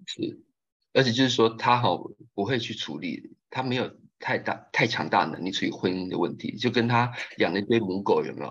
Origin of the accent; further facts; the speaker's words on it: Taiwan; moved away as an adult; now in Reyhanlı, Turkey; 作为台湾人，我在市政府